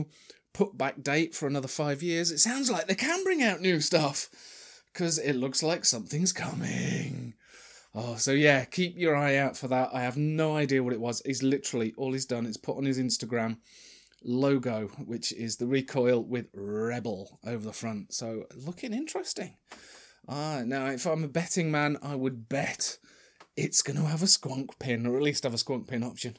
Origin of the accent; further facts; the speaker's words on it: Sheffield, Yorkshire and the Humber, United Kingdom; I'm from Sheffield